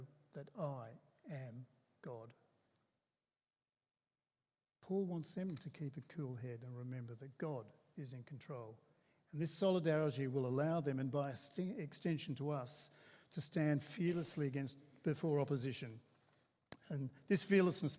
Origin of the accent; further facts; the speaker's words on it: Australia; We're Australian Christians